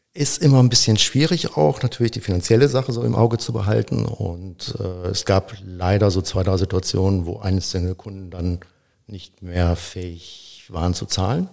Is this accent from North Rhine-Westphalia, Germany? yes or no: yes; between Cologne and Aachen, North Rhine-Westphalia, Germany; Ich komme eigentlich aus dem Rheinland, also ja. bin in, zwischen Köln und Aachen geboren und natürlich mit der Karnevalstradition aufgewachsen.